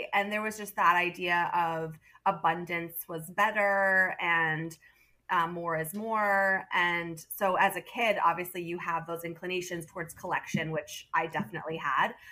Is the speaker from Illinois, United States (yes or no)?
no; southern Vermont, United States; also born or lived in Manhattan, New York / Madison, Wisconsin; now in Burlington, United States; I was born in southern Vermont and uh, raised there